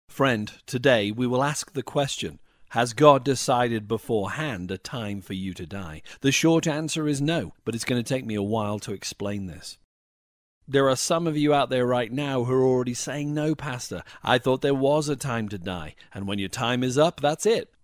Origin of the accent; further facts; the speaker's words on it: Wales, United Kingdom; when I was growing up in Wales